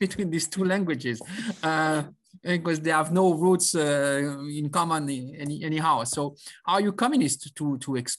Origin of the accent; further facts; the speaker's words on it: France; I am from France first, and I studied engineering, physics, mathematics, a little bit of biology in France.